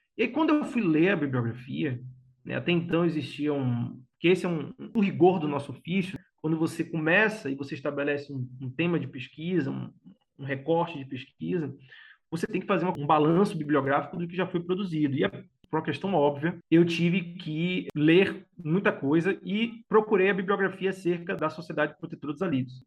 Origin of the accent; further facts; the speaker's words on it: Salvador, Bahia, Brazil; moved away as an adult; also born or lived in Cruz das Almas / Feira de Santana; now in Santo Antônio de Jesus, Brazil; nasci em Salvador, apesar de hoje morar no recôncavo baiano, né? Nascido e criado em Cajazeiras, a minha quebrada era Cajazeiras